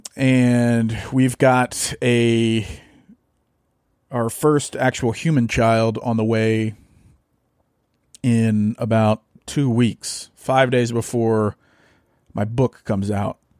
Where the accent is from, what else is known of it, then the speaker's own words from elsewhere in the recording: North Louisiana, United States; moved away; also born or lived in Arkansas; I grew up in Louisiana, North Louisiana